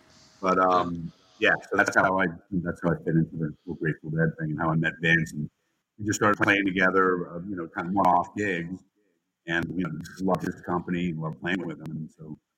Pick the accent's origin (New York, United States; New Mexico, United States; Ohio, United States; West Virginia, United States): New York, United States; Westchester; I grew up in Westchester